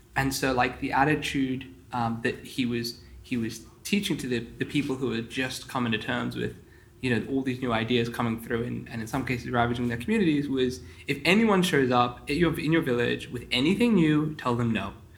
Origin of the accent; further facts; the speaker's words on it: Sydney, New South Wales, Australia; I grew up in the Sydney Chabad community